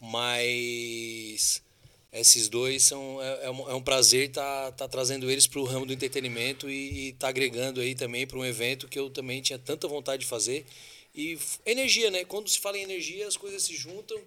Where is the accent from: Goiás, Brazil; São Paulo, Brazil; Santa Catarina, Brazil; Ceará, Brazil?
Santa Catarina, Brazil; Siderópolis; é a minha raiz, né? Eu nasci em Siderópolis